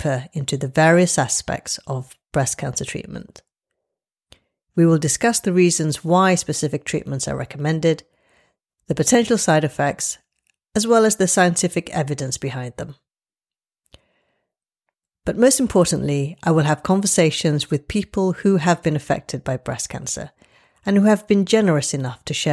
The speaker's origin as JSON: {"language": "English", "region": "London", "country": "United Kingdom", "also_born_or_lived": "Glasgow / Paris / Los Angeles", "said": "I'm a Londoner and I trained in this great city"}